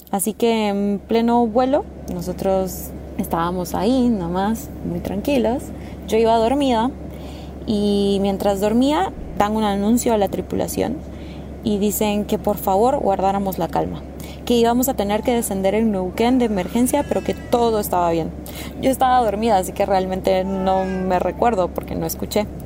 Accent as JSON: {"language": "Spanish", "country": "Guatemala", "said": "Hola, ¿qué tal? … soy de Guatemala y me gusta viajar y conocer"}